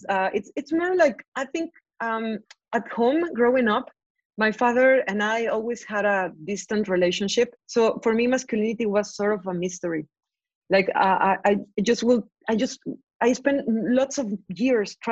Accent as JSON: {"language": "English", "region": "Veracruz", "country": "Mexico", "tie": "born or raised there", "said": "growing up in Veracruz in the 90s"}